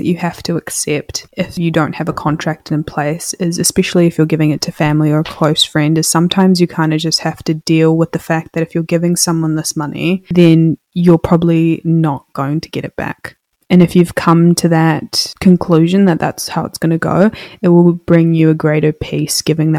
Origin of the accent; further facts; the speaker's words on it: India; And, you know, I'm also an Indian woman, if you didn't know.